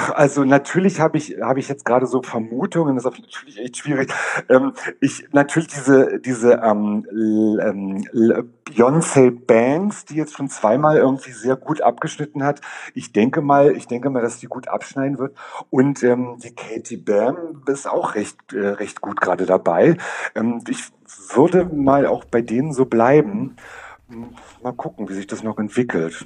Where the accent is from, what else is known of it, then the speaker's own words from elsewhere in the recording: Berlin, Germany; Ich komme aus Berlin, bin seit 15 Jahren in der Drag-Szene unterwegs